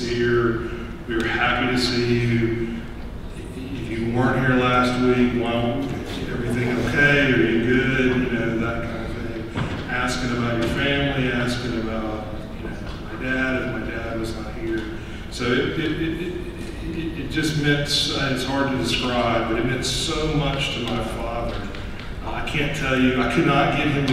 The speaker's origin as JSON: {"language": "English", "town": "Batesville", "region": "Mississippi", "country": "United States", "tie": "born or raised there", "moved": "as an adult", "said": "the church I grew up in Batesville, Mississippi"}